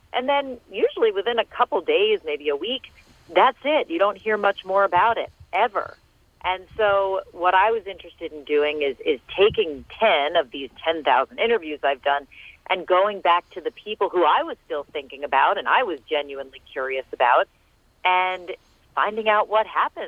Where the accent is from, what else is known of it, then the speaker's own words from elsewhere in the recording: New Jersey, United States; Here in Bergen County, New Jersey.